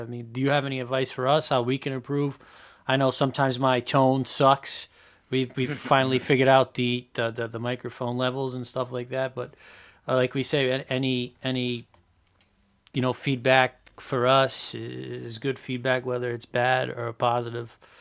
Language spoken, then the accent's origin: English; Portugal; we're, Buddy and I are both Portuguese